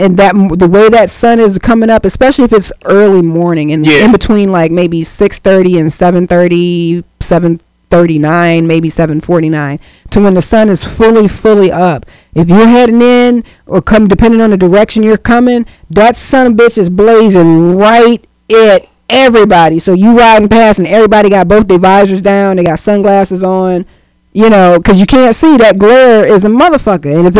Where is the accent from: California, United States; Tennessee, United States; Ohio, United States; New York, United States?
Ohio, United States; Cleveland; I'm a West Sider